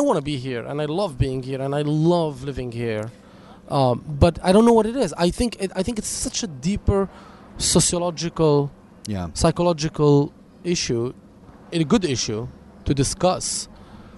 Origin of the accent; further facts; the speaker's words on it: Lebanon; now in Los Angeles, United States; I was born in Lebanon